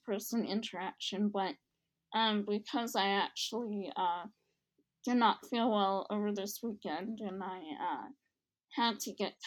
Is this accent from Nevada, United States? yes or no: no; Cleveland, Ohio, United States; moved away as an adult; now in Dayton, United States; I am not from Dayton. I'm not from Southern Ohio. I'm from Cleveland.